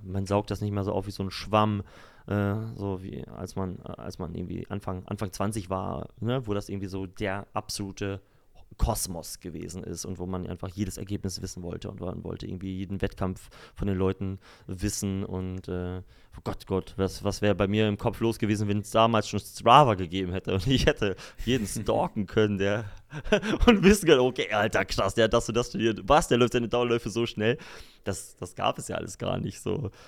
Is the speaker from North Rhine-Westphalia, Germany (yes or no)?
no; Lower Saxony, Germany; moved away; also born or lived in Emsland / Berlin; aus meinem Heimatbereich, so aus, aus Niedersachsen